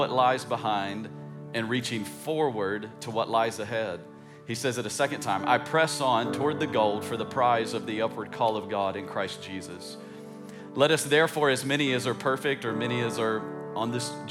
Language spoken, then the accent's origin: English; East Tennessee, United States; I grew up in East Tennessee